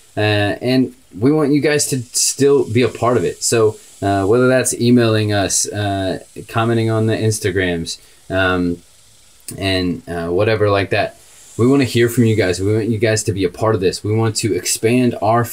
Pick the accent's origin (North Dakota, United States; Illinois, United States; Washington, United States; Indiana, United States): Indiana, United States; Indianapolis; now in Texas, United States; we're just a couple guys in Texas that are, from Indiana, love the Colts